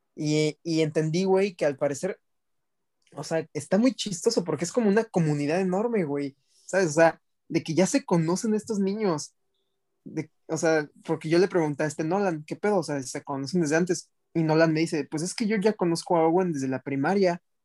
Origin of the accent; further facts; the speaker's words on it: Mexico; de México